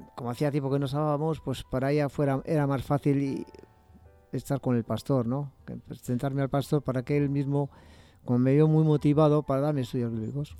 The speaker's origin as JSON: {"language": "Spanish", "town": "Bilbao", "region": "Basque Country", "country": "Spain", "tie": "born or raised there", "also_born_or_lived": "Barakaldo", "said": "nací en Bilbao, pero luego me fui a Baracaldo"}